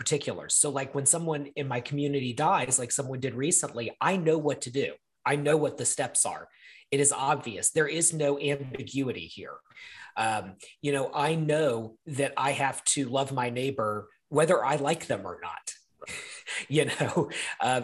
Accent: the South, United States; growing up in the South in the 90s, 80s and 90s

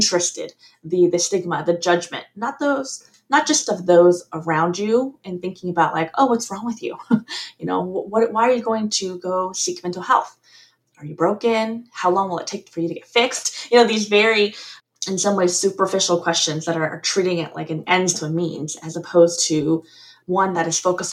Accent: California, United States; also born or lived in Taiwan / Deep South, United States; I'm back actually in California, my home state

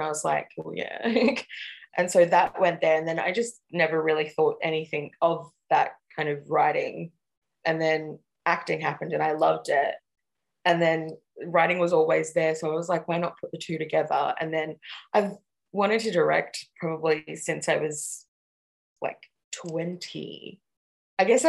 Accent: Sydney, New South Wales, Australia; I grew up out at Guildford and like Darug country out west

